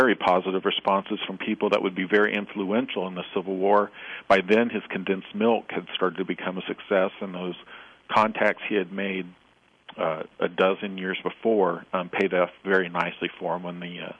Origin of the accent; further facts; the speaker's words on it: Kansas, United States; born there; also born or lived in Missouri / Oklahoma / Illinois / Texas; I was born in Kansas. I've lived all my life in the Midwest, Kansas, Missouri, Oklahoma, Illinois, and now in Texas.